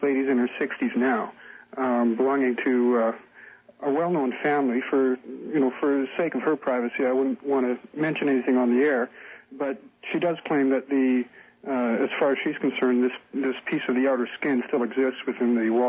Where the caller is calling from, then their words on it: Canada; I'm calling from Canada.